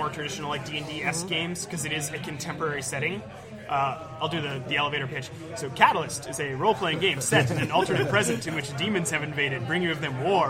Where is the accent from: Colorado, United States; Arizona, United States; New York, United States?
Arizona, United States; Flagstaff; moved away as an adult; also born or lived in Tucson, Arizona / Seattle area; now in Seattle, United States; I grew up in Flagstaff, Arizona.